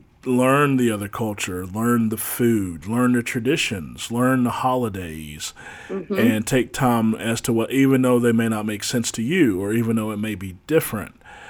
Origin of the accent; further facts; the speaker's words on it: United States; because we're from America